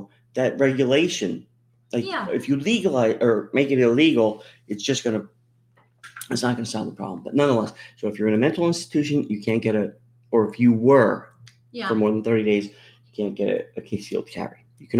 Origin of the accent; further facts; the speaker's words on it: Pennsylvania, United States; growing up in Pennsylvania